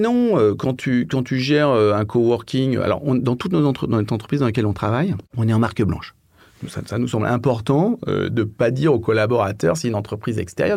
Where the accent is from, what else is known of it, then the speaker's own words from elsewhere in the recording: Paris, Île-de-France, France; also born or lived in London; Euh, je suis parisien. Euh, et donc, euh, bah, j'ai passé quasiment toute ma, vie à Paname.